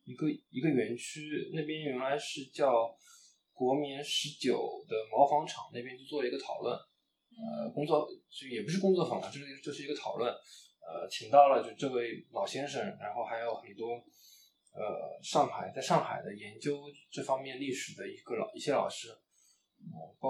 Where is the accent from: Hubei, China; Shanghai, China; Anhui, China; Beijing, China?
Shanghai, China; 我是上海人，